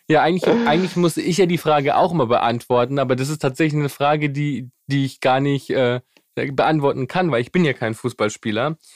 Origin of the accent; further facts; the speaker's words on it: Germany; bei uns in Europa, bei uns in Deutschland